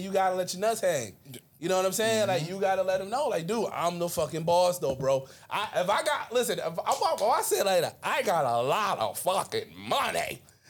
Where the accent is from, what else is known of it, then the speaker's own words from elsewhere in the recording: Mobile, Alabama, United States; Where you hail from? I am from Mobile, Alabama.